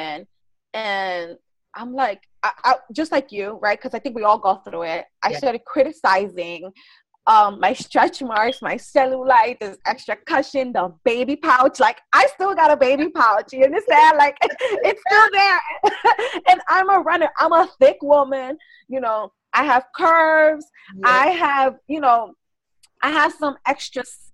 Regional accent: New York City, New York, United States; I grew up in the Bronx

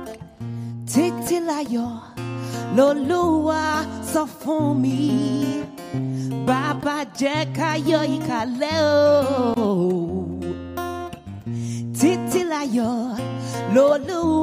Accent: London, United Kingdom; also born or lived in Nigeria; I was born in London.

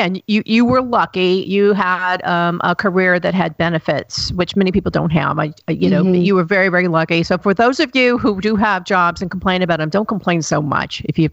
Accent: Chattanooga, Tennessee, United States; moved away; I grew up in Chattanooga, Tennessee, and it's a great place now to live. But when I was there, it was a dump.

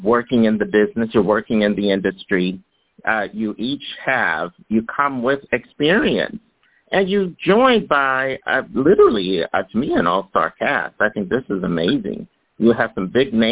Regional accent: Philadelphia, Pennsylvania, United States; I'm from Philly

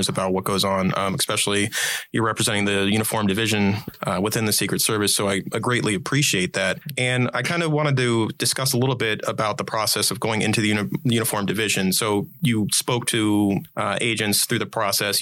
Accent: Cocoa Beach, Florida, United States; I grew up outside of Orlando in the Cocoa Beach area.

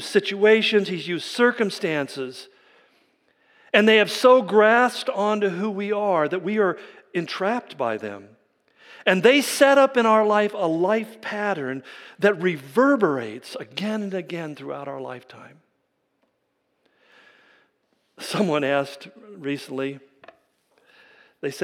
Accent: California, United States; where I grew up in California

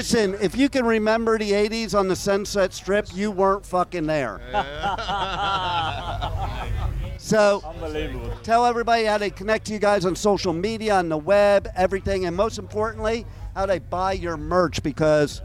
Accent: United States; also born or lived in New Jersey; now in Los Angeles, United States; Originally New York and New Jersey, but wait, I moved to L.A. in 1980.

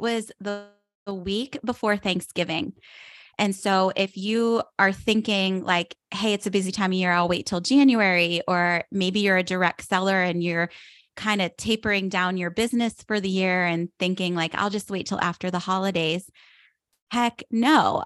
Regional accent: outside of Pittsburgh, Pennsylvania, United States; moved away as an adult; now in South Florida, United States; I grew up outside of Pittsburgh, Pennsylvania, and I live in South Florida now

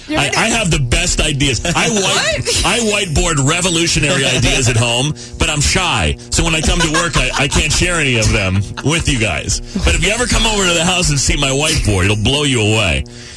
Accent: Gurnee, Illinois, United States; I'm 28 from the Gurnee area.

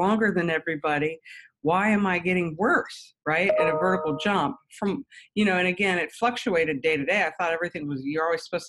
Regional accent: Huntingdon, Pennsylvania, United States; In Huntingdon, Pennsylvania. So

